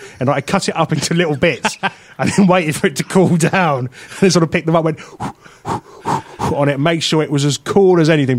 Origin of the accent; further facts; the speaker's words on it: United Kingdom; with us being British